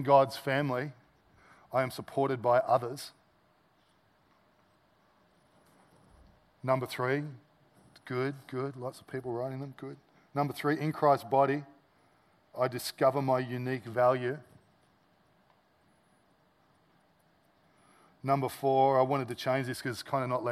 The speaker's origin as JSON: {"language": "English", "country": "Australia", "said": "as an Aussie"}